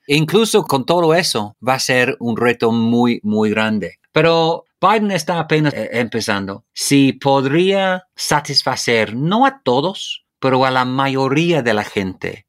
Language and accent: Spanish; United Kingdom